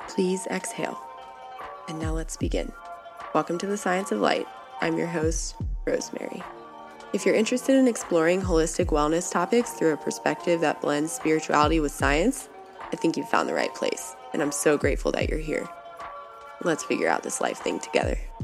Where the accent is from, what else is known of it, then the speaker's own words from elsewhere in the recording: the South, United States; I grew up in the South